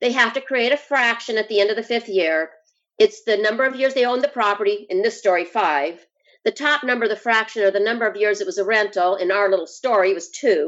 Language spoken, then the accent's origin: English; Idaho, United States; moved away; I'm from Idaho. I love Idaho